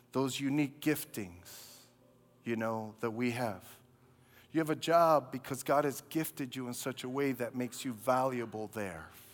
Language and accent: English; New York City, New York, United States; I grew up in Brooklyn.